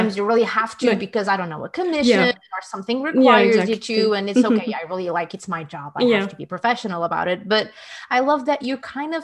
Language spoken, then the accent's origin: English; Portugal; I'm from Portugal